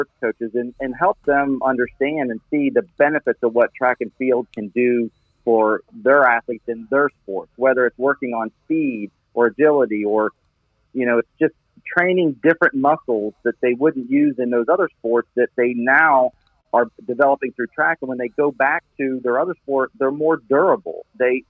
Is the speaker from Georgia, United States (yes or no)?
no; Wheeling, West Virginia, United States; now in Hendersonville, United States; I grew up in Wheeling, West Virginia, up in the Northern Panhandle.